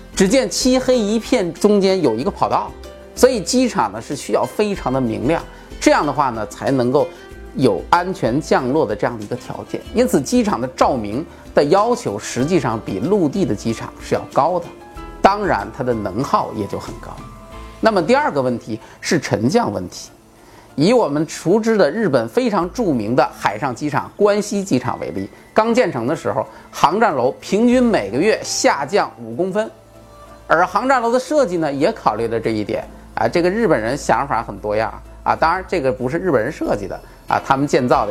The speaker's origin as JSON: {"language": "Chinese", "region": "Bohai Sea coast", "country": "China", "tie": "born or raised there", "said": "我的家乡就在渤海边儿上"}